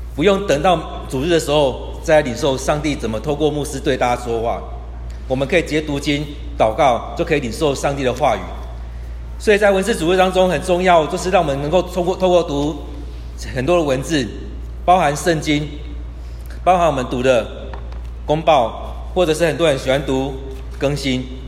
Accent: Kaohsiung, Taiwan; also born or lived in Tainan; 我是高雄人， 我在台南念书

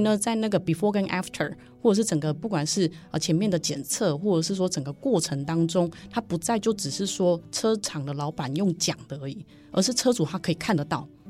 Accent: Taiwan; also born or lived in Germany; 我们来自于台湾

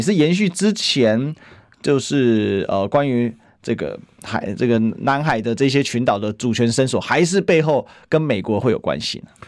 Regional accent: Taiwan; 我们台湾人

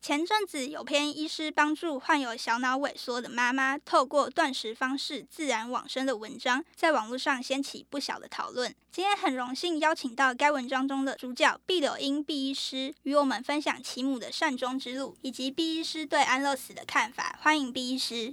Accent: Kinmen County, Taiwan; 我是金门人嗯。然后金门就是比较多那种传统祭祀

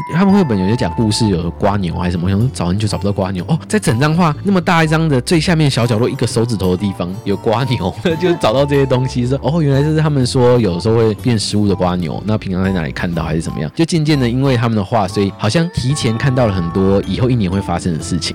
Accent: Taipei, Taiwan; 我在台北长大

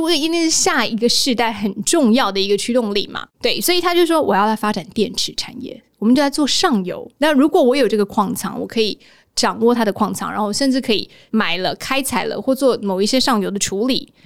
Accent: Taiwan; 来自于蔬果天堂的台湾的我

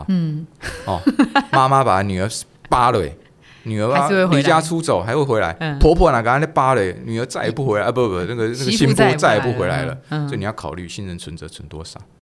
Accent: Taiwan; first language Taiwanese Hokkien; 我喜欢讲台语了，因为台语是我的母语哈。

